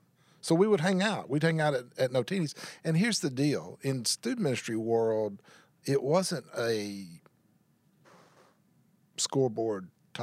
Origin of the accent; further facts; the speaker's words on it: Tyler, Texas, United States; moved away as an adult; also born or lived in North Carolina; now in Bossier City, United States; I grew up in Tyler, Texas